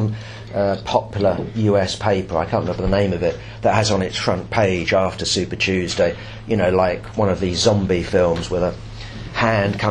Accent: England, United Kingdom; obviously I'm a foreigner, and I'd say, I used to say England

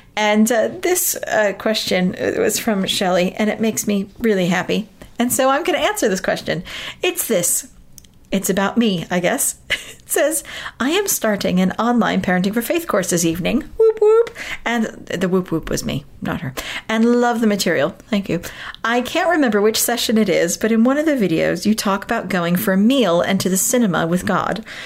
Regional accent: United States; moved away as an adult; now in United Kingdom; I grew up in America, so I, have lived in this country for 18 years now. Uh, but I was born and raised in America

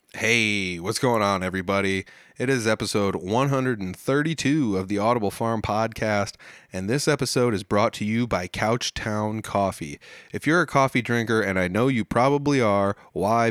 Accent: Midwest, United States; as a Midwesterner

